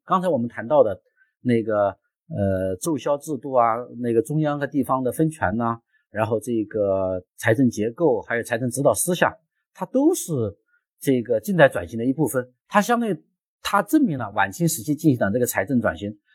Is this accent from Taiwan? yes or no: no; China; 我们中国人